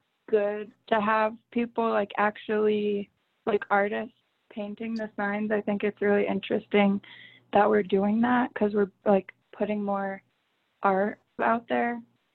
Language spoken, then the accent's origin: English; Española, New Mexico, United States; And I live on a farm in Española. I've lived here since I was 5